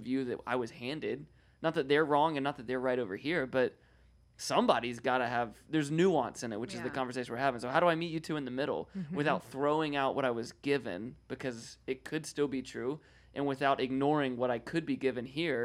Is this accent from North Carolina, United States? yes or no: yes; North Carolina, United States; now in California, United States; I'm from North Carolina. I live in California now